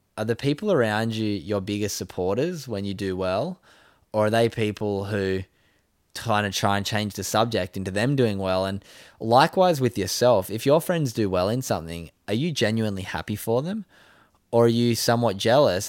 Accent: Sydney, New South Wales, Australia; moved away; growing up where I grew up in Sydney's northern beaches

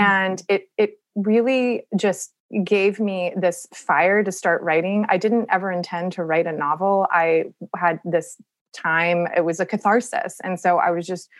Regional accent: Charleston, South Carolina, United States; it's based in Charleston, which is my hometown

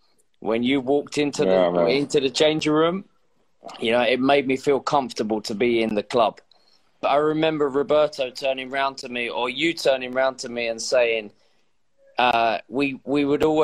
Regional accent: Manchester, North West England, United Kingdom; moved away as an adult; also born or lived in Madrid; when I moved from Manchester and I'd been there my whole life, to move from Manchester to Madrid was a big move for me.

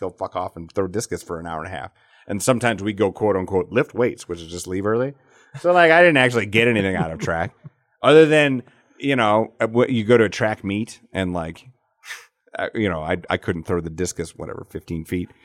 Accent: Alcester, South Dakota, United States; moved away; I grew up in Al, Ita, Alcester

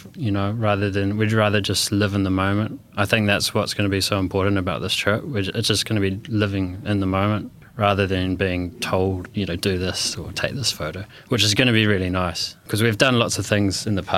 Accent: New Zealand; now in London, United Kingdom; I'm from New Zealand and we live in London.

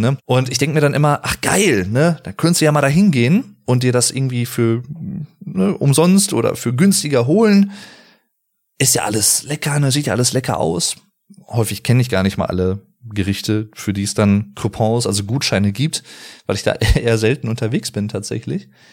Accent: Arnsberg, North Rhine-Westphalia, Germany; Ich komme aus dem Sauerland, aus dem schönen Arnsberg.

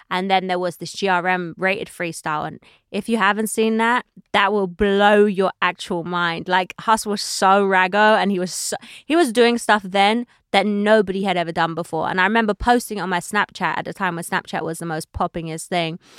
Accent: United Kingdom; now in United States; But now I realize that what makes me valuable in America is actually being British

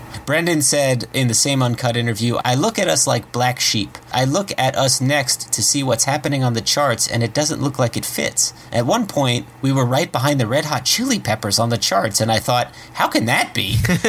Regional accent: Detroit, Michigan, United States; I grew up in that city, and I was sort of forced to leave my hometown. I didn't grow up in the suburbs and move into the city and slum it. I lived there my whole life

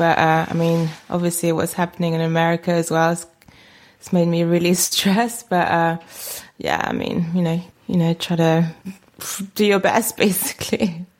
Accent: France; moved away; I'm actually French. I was born in France, so I'm French, but I've been here most of my life.

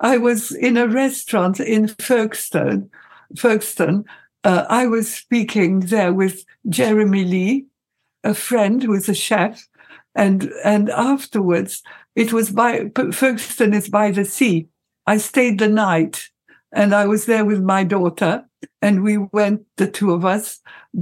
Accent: Egypt; moved away; also born or lived in Europe

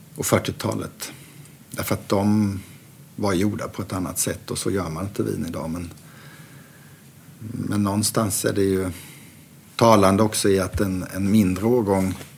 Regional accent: Sweden; Jag var ju ensam svensk det året

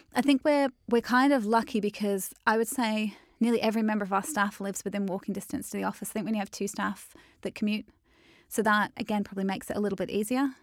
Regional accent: Melbourne, Victoria, Australia; moved away as an adult; now in Manchester, United Kingdom; I grew up in Melbourne

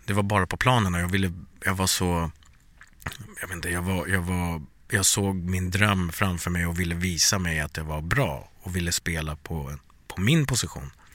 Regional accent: Sweden; also born or lived in Bangladesh (ancestry) / USA (lived one year); I'm born and raised in Sweden but I'm from Bangladesh

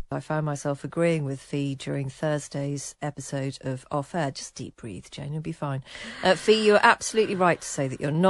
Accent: England, United Kingdom; I'm white British

